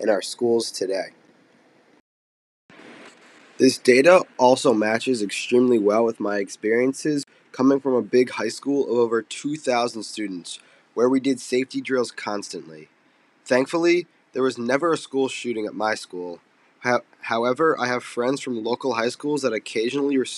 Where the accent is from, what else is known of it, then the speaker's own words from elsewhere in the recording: Voorhees, New Jersey, United States; moved away as an adult; now in Syracuse, United States; I'm from Voorhees, New Jersey, which is a suburb of Philadelphia.